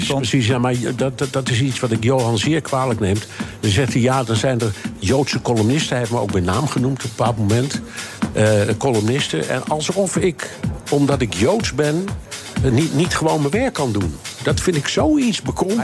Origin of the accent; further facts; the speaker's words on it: Amsterdam, North Holland, Netherlands; ik ben in Amsterdam opgegroeid